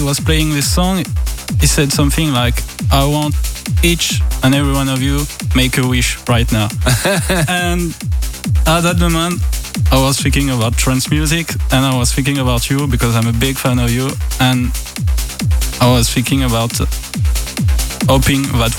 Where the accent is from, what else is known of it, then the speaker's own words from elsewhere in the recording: Auvergne-Rhône-Alpes, France; English is a second language; In the center of France.